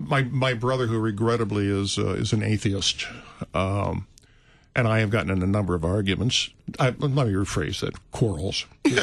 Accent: United States

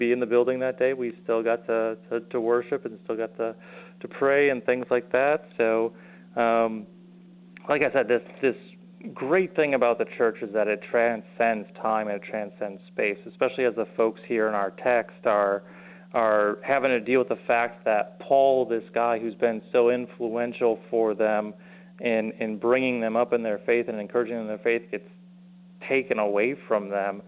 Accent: Wisconsin, United States; moved away; also born or lived in South Dakota; I'm born and raised in Wisconsin.

